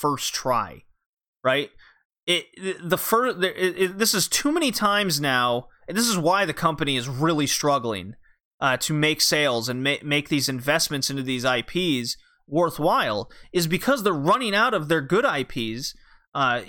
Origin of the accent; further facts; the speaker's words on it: Texas, United States; I grew up in Texas.